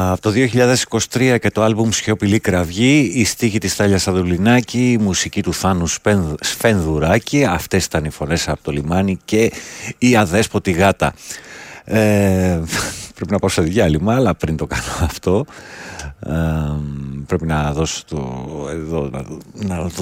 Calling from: Germany; Είμαι από τη Γερμανία και δεν βλέπω στην Ελλάδα κανένα να καθαρίζει το γύρο-γύρο του σπιτιού του.

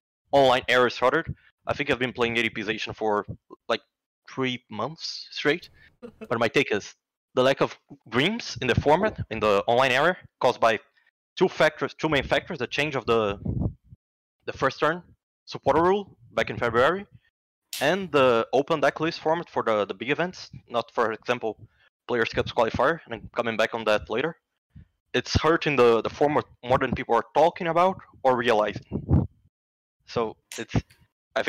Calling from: Rio de Janeiro, Brazil; I'm calling from Rio de Janeiro, Brazil

